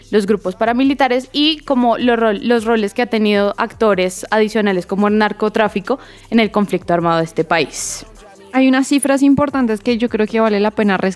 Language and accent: Spanish; Colombia; yo creo que es un paso a, a poder reconocer primero, como todos como colombianos, el conflicto que ha existido por tantos años